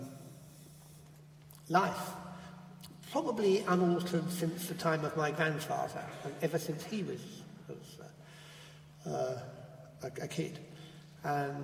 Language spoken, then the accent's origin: English; South East England, United Kingdom; I was born in the Chilterns, which is chalk country.